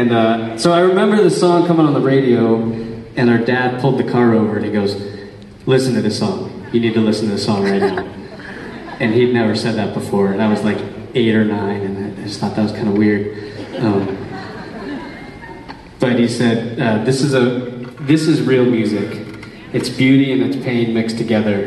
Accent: East Coast, United States; growing up on the East Coast

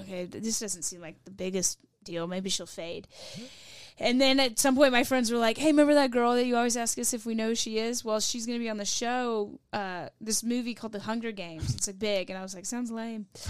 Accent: Louisville, Kentucky, United States; I'm from Louisville, Kentucky

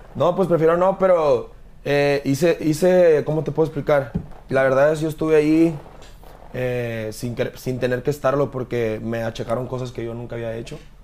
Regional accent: Hermosillo, Sonora, Mexico; moved away as an adult; Yo soy de Hermosillo, Sonora, soy nacido en Hermosillo, Sonora.

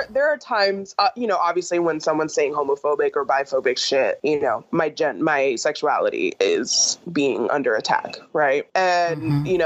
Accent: California, United States; because I grew up in California

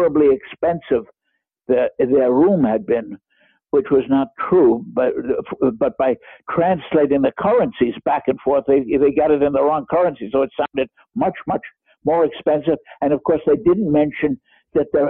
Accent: United States; accent: American; moved away as an adult; also born or lived in East Germany; now in Germany; as an American in the GDR

